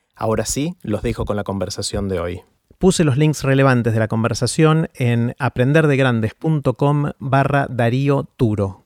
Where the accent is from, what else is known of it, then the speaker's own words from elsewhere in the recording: Argentina; soy argentino